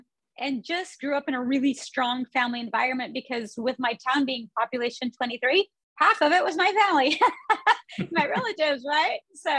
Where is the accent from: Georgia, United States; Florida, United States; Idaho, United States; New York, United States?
Idaho, United States; also born or lived in North Dallas, Texas; now in Dallas, United States; I live in North Dallas. I grew up in Idaho. I grew up playing music with my family